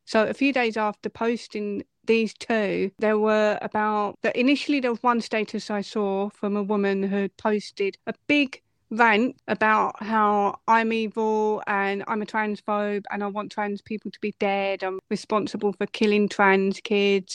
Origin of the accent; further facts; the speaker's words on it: Essex, East of England, United Kingdom; I'm from Essex